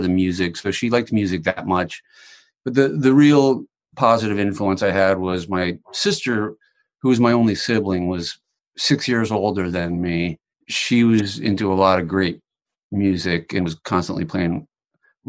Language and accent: English; Virginia, United States; moved away as an adult; now in Los Angeles, United States; I grew up in Virginia and I drove across the country when I was 24